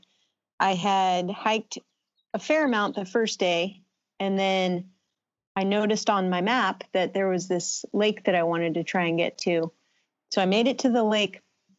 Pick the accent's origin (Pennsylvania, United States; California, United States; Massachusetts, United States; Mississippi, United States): California, United States; the Bay Area; I grew up in California in the Bay Area